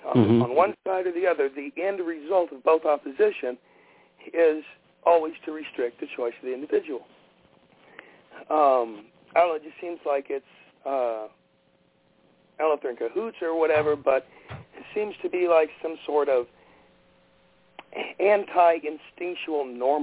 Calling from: Oklahoma, United States; … from Oklahoma.

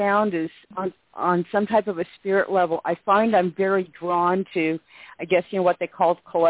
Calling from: California, United States; I'm calling from California.

